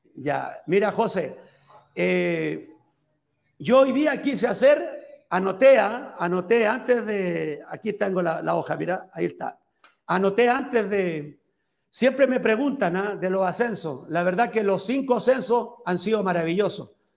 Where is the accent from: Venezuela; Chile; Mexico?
Chile; moved away as an adult; also born or lived in El Salvador / Belize / Nicaragua; now in Guatemala; soy chileno, sigo siendo chileno